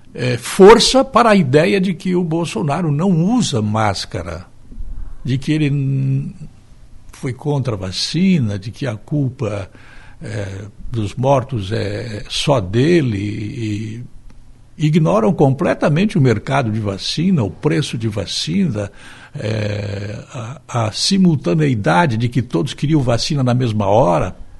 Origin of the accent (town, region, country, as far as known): Brazil